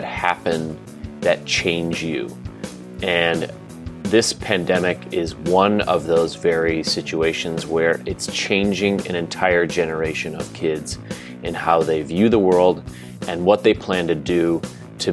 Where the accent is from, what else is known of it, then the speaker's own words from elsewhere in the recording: Pennsylvania, United States; Gettysburg College in Pennsylvania, my home state.